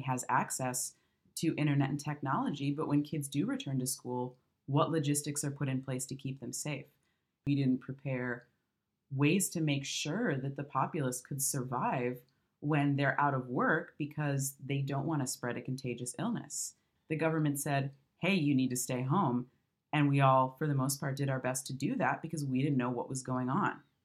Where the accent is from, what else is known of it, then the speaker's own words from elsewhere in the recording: Michigan, United States; moved away; I'm from the Midwest and migrated out here